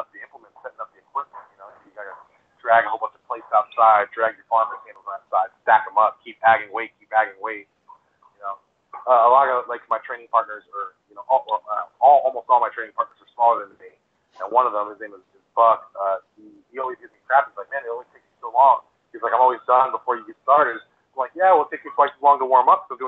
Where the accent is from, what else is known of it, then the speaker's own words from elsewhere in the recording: Honduras; moved away; I was born in Honduras, and we're all, like, a bunch of small little Hispanic people.